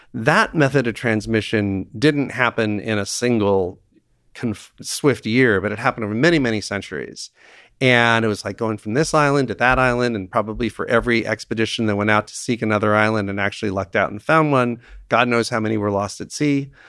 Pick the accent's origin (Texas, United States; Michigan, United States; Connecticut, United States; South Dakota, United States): Connecticut, United States; my home state of Connecticut